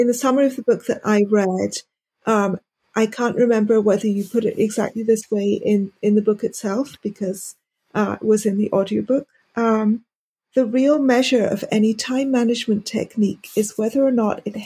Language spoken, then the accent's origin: English; India; I'm Indian Parsi